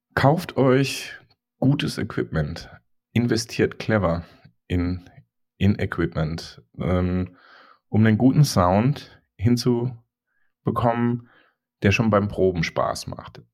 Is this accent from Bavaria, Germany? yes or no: no; Mannheim, Baden-Württemberg, Germany; Mannheim ist halt meine Heimat